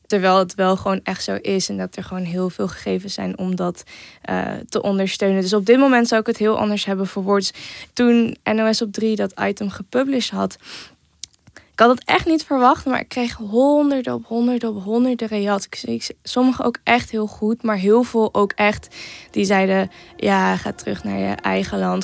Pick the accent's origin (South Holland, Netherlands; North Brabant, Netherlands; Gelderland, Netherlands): North Brabant, Netherlands; Eindhoven; ik ben 19 jaar, ik kom uit Eindhoven